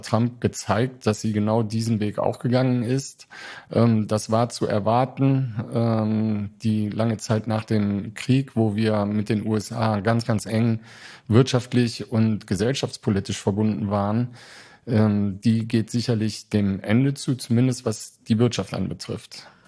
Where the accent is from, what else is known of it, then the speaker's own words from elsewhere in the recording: Germany; als Deutsche